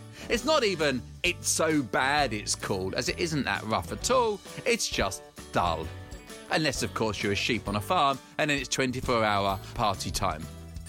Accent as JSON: {"language": "English", "region": "England", "country": "United Kingdom", "said": "I'm from England."}